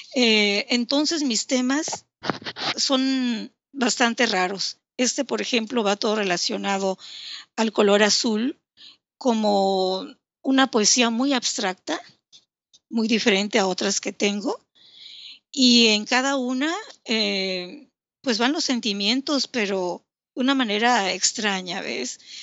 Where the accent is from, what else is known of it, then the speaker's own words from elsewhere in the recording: Villahermosa, Tabasco, Mexico; also born or lived in Mérida, Yucatán; nací en Mérida, Yucatán, pero siempre he radicado aquí en Tabasco.